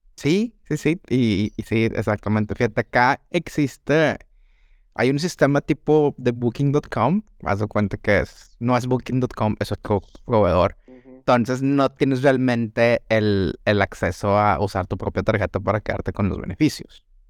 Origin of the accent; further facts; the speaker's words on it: Mexico; crecí en Sanico